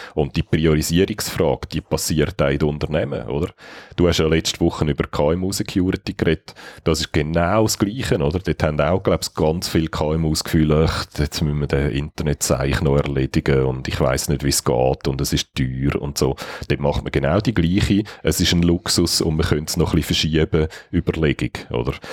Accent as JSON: {"language": "German", "country": "Switzerland", "said": "wie wir die haben als Schweizer"}